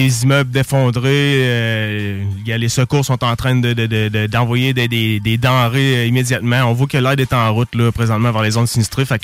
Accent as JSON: {"language": "French", "town": "Saint-Anselme", "region": "Quebec", "country": "Canada", "said": "moi et …, pour vous le dire, on habite à Saint-Anselme et on vient de Saint-Anselme et on représente Bellechasse fièrement. On est des fiers Belchassois."}